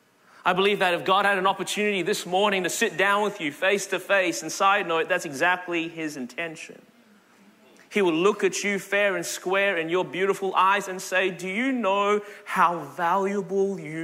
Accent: Melbourne, Victoria, Australia; now in Anderson, United States; Born and raised in Melbourne, Australia. That's the reason my voice is this way.

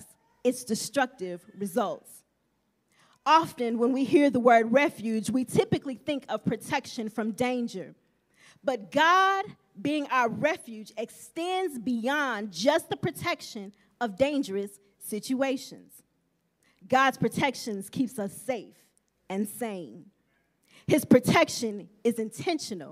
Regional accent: Champaign, Illinois, United States; I was born in February in Champaign, Illinois

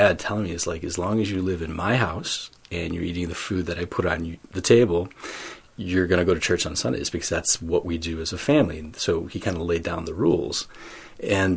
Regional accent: Flint, Michigan, United States; now in Chicago, United States; I grew up in Flint, Michigan, and I didn't really originally grow up here in the Chicagoland area

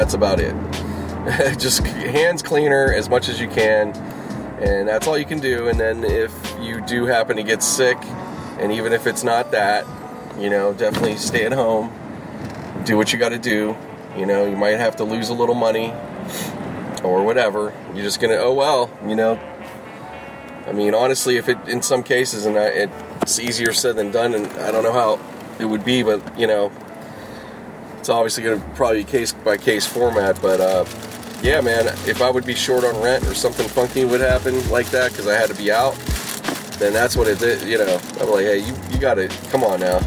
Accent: Pittsburgh, Pennsylvania, United States; moved away; Growing up in Pittsburgh

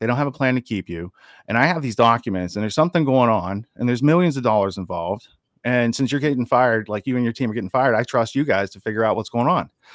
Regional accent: Western Pennsylvania, United States; moved away as an adult; also born or lived in Princeton, New Jersey / Washington, D.C. / New York City; Now I'm from Western Pennsylvania. I grew up in the sticks.

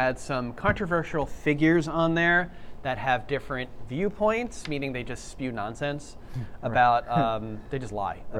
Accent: New York City, New York, United States; moved away; also born or lived in New Jersey; I'm from Queens, New York.

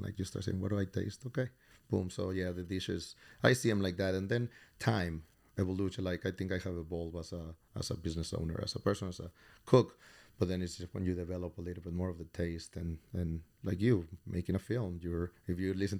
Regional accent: Mexico City, Mexico; born there; Well, I was born in Mexico City.

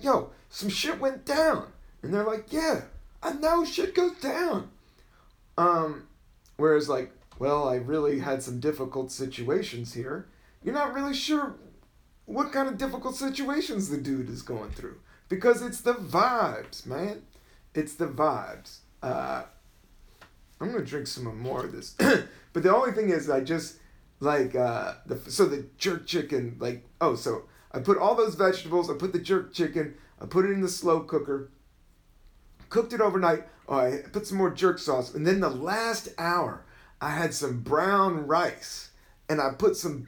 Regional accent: the South, United States; I am from the South

